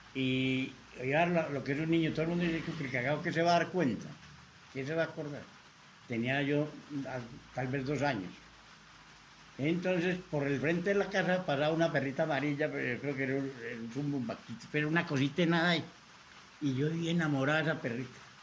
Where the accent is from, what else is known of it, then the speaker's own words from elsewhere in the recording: Copacabana, Antioquia, Colombia; also born or lived in Medellín; yo no nací en Copacabana, nací aquí en Medellín, en el barrio Belén, pero me crié en Copacabana